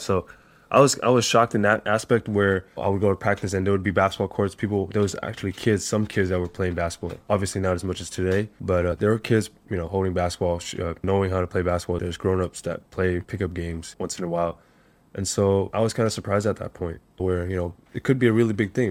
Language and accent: English; Monterey Park, California, United States; moved away as an adult; now in Hanoi, Vietnam; I grew up in Southern California, a small little city outside, east of Los Angeles, called Monterey Park